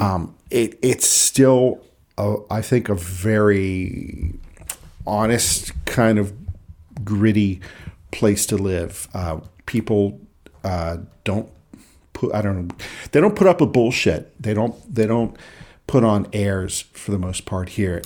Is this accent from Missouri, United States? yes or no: no; Pittsburgh, Pennsylvania, United States; accent: North Side Pittsburgh; growing up in Pittsburgh